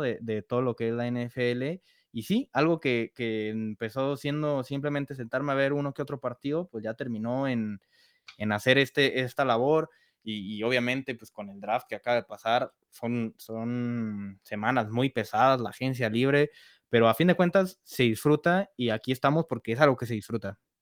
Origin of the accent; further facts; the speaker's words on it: Guadalajara, Jalisco, Mexico; yo también soy de aquí de Guadalajara